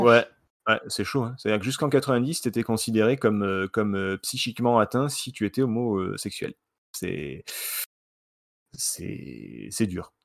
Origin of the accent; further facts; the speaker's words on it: Marseille, Provence-Alpes-Côte d'Azur, France; je suis de Marseille